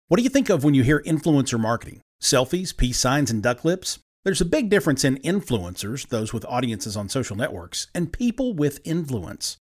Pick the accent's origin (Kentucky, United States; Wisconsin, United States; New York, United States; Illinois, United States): Kentucky, United States; Pikeville; Pikeville, Kentucky, which is my hometown in far eastern Kentucky